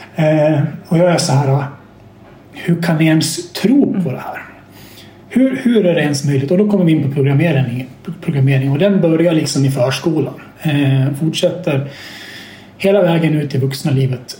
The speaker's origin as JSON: {"language": "Swedish", "country": "Sweden"}